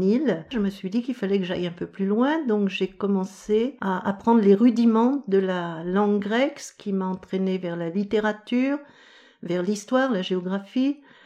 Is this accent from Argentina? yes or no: no; Paris, Île-de-France, France; Je viens de Paris